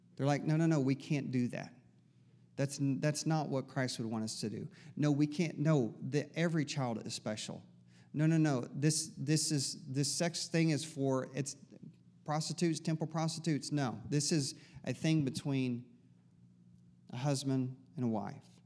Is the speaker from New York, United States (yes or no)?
no; East Tennessee, United States; I'm from East Tennessee